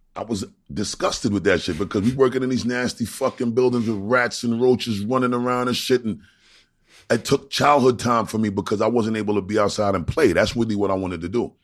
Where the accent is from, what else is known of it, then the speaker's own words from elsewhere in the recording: New York City, New York, United States; moved away; also born or lived in Long Island; I'm from Brooklyn